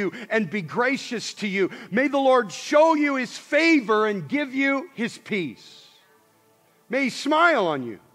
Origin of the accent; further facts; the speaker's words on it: Montana, United States; I grew up in Montana